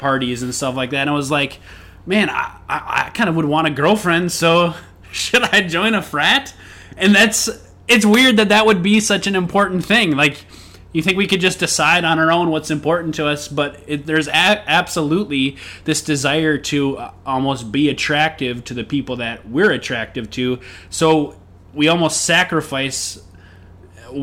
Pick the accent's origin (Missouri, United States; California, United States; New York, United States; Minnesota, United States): Minnesota, United States; moved away; also born or lived in Knoxville, Tennessee; I'm from Minnesota